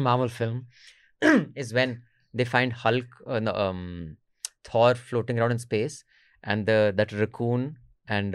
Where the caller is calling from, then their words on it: Noida, Uttar Pradesh, India; I'm calling from Noida.